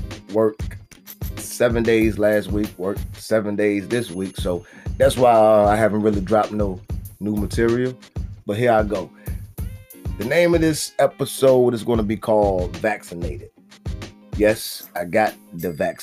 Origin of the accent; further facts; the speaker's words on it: Virginia, United States; my home state, VA.